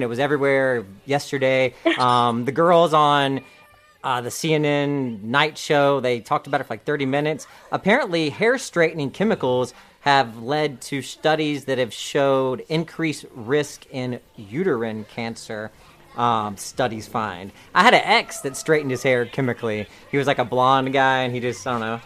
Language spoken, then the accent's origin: English; the South, United States; I'm from the South